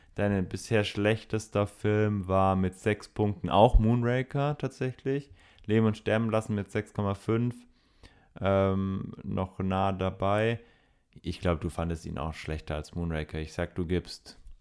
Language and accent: German; Swabia, Germany; ich bin Schwabe